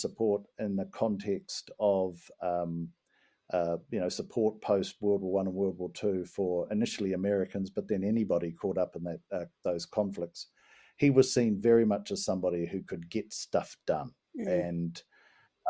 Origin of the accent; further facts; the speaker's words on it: New Zealand; being a New Zealander